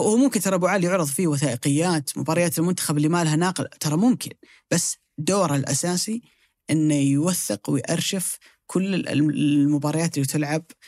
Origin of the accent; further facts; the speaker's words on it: Saudi Arabia; عندنا في السعوديه